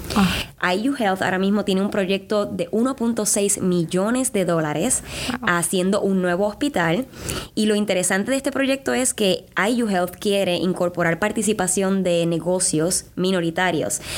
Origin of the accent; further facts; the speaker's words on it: Puerto Rico; moved away as an adult; now in Indianapolis, United States; en Puerto Rico yo solía tener mi, mi pequeñito negocio de hacer flores